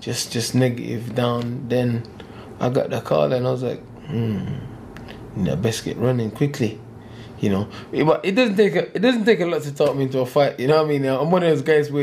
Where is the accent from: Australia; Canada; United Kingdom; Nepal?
United Kingdom; I'm British as well